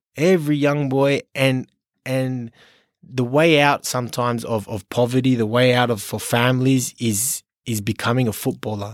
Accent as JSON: {"language": "English", "town": "Sydney", "region": "New South Wales", "country": "Australia", "tie": "born or raised there", "moved": "as an adult", "lives_now": "Singapore", "said": "I was born in Sydney"}